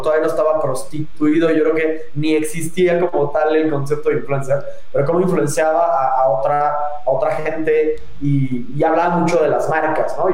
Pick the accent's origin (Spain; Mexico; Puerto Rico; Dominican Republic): Mexico; León, Guanajuato; accent: leonés cantadito; moved away; soy de León, que tenga el, el ya sabes, el acentito leonés cantadito